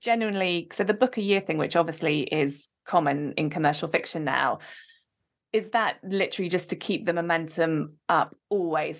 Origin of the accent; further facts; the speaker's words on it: Oxford, South East England, United Kingdom; moved away; I am from Oxford originally